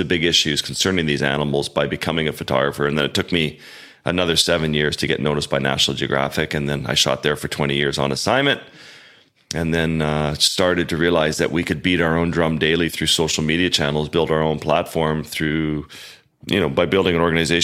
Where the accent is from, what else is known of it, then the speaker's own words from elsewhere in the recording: Baffin Island, Nunavut, Canada; moved away as an adult; I grew up in the Arctic with the Inuit in Baffin Island, one of four non-Inuit families in a community of 190 people.